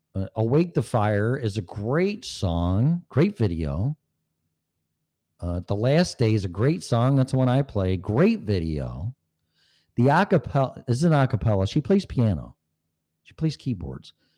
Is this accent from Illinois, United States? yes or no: yes; Streamwood, Illinois, United States; moved away as an adult; also born or lived in Park Ridge, Illinois / Davis Junction, Illinois / Algonquin, Illinois; now in Colorado, United States; I grew up in Streamwood, Schaumburg area, Elgin area